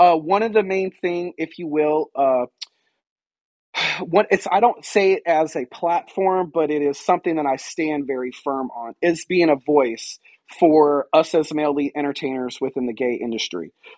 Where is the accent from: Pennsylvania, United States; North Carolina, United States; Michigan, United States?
North Carolina, United States; Fayetteville; now in Wilmington, United States; I answer to that name professionally and legally. I'm originally from Fayetteville, North Carolina. I now reside in Wilmington, North Carolina.